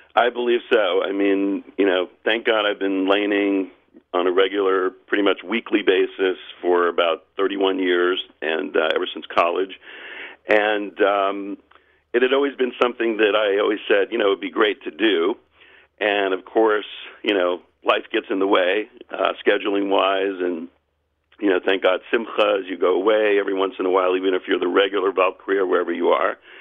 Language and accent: English; Charleston, South Carolina, United States; I've leaned in Charleston, South Carolina, my hometown